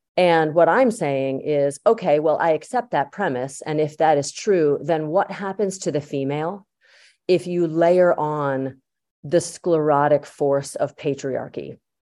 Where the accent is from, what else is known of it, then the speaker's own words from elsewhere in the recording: Yardley, Pennsylvania, United States; I grew up in Yardley, Pennsylvania